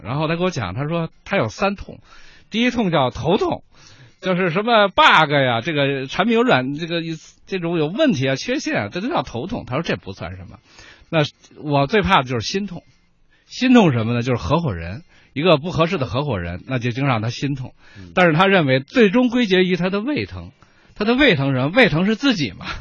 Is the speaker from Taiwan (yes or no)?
no; China; 我来自中国